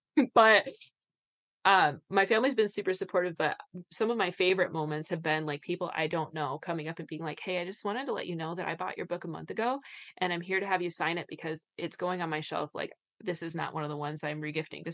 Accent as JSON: {"language": "English", "region": "Michigan", "country": "United States", "said": "I'm from Michigan"}